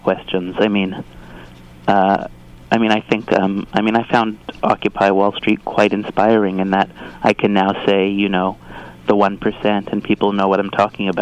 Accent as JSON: {"language": "English", "town": "Toronto", "region": "Ontario", "country": "Canada", "tie": "born or raised there", "moved": "as an adult", "lives_now": "Montreal, Canada", "said": "I grew up in Toronto"}